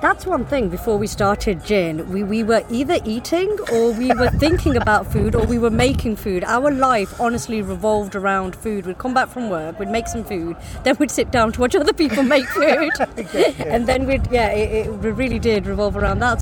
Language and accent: English; United Kingdom; we're British and we're British Indian